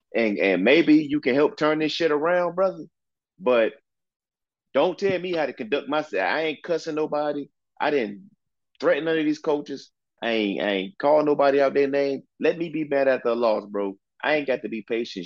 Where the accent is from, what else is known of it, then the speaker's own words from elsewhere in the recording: the Commonwealth, Virginia, United States; I'm from the Commonwealth, bro. We did not hate UNC growing up.